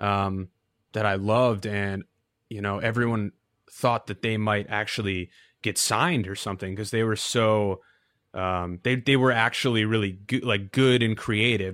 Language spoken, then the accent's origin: English; Novi, Michigan, United States; moved away as an adult; now in New York, United States; the mall was a thing growing up. It wasn't really something I thought too much about. But, uh, that's, I guess, the most notable thing about my hometown